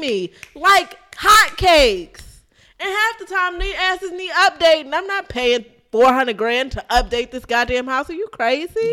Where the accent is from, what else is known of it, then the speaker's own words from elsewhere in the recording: Maryland, United States; I'm from Maryland